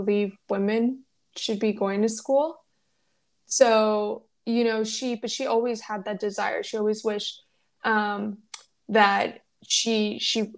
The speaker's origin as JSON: {"language": "English", "town": "Los Angeles", "region": "California", "country": "United States", "tie": "born or raised there", "also_born_or_lived": "Mexico / Yuma, Arizona", "moved": "yes", "said": "I was born in Mexico. I grew up in Los Angeles, and then we moved to Arizona, and we moved to a small agricultural town, of Yuma, Arizona"}